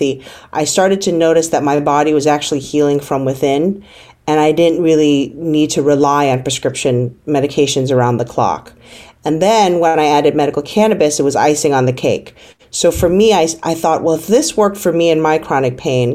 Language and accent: English; New York City, New York, United States; moved away as an adult; also born or lived in California; I grew up in the Bronx